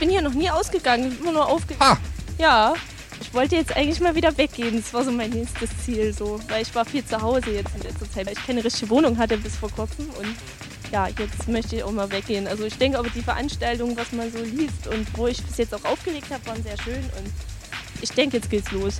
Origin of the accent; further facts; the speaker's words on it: Greiz, Thuringia, Germany; moved away as an adult; also born or lived in Jena; now in Dresden, Germany; Ich komme nicht aus Jena, ich komme aus Greiz bei Gera, habe in Jena studiert und jetzt spiele ich in Dresden.